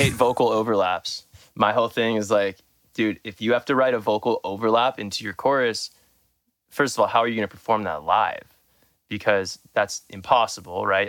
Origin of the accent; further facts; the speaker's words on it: Southern California, United States; I'm from Southern California